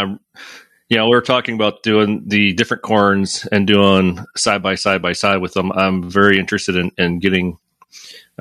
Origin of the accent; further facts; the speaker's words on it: Michigan, United States; now in St. Louis, United States; I grew up in Michigan too